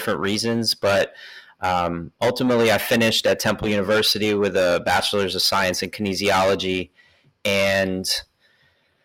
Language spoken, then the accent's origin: English; New York, United States; moved away as an adult; also born or lived in Philadelphia / Bay Area; now in Oakland, United States; I'm from New York, moved out to the Bay Area for chiropractic school